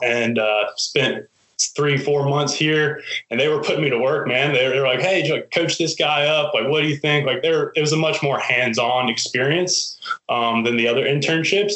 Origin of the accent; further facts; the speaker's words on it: Hampton, Virginia, United States; my hometown of Hampton